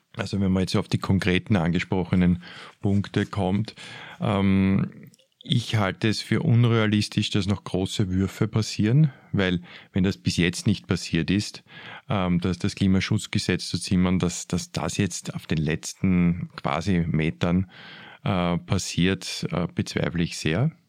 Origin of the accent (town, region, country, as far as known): Vienna, Austria